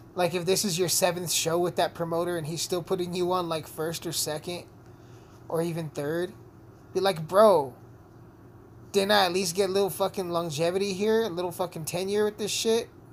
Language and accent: English; Southern Colorado, United States; I'm a rapper from Southern Colorado, small town Colorado